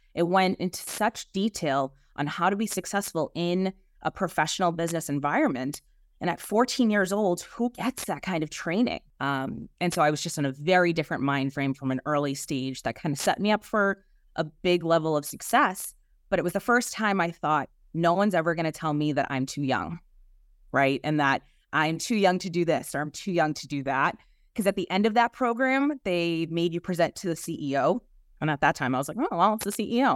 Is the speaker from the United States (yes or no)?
yes; Boston, Massachusetts, United States; accent: Boston; I am from South Boston and uh, actually a, a, Southie native